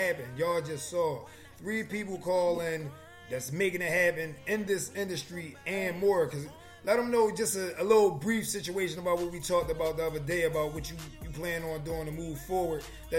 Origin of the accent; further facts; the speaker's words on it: Philadelphia, Pennsylvania, United States; I'm from Philly.